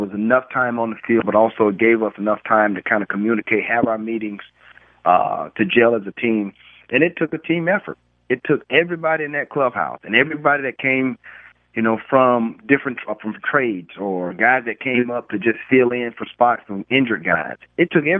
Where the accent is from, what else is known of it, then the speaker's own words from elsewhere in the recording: Florida, United States; moved away; I'm coming from Florida